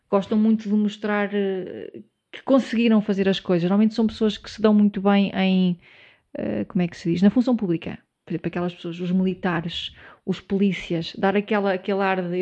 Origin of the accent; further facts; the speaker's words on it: Portugal; eu sou português, tenho um podcast